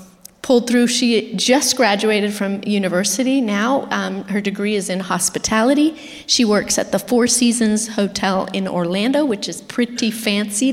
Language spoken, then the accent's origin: English; Argentina; moved away; also born or lived in Florida; I'm from Argentina